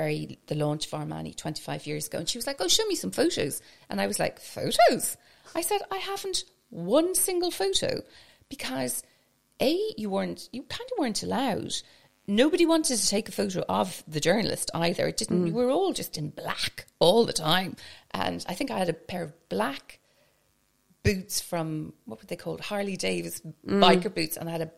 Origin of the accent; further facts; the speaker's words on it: Scotland, United Kingdom; now in Ireland; I suppose because where I grew up in Scotland, we'll say I go to England and I'm the only Irish person. Because I grew up in Scotland, very cosmopolitan area.